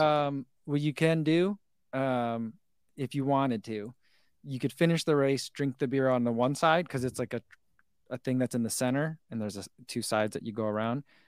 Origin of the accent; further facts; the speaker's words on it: Eatontown, New Jersey, United States; moved away; I grew up in Eaton Town, which is, like, the next town over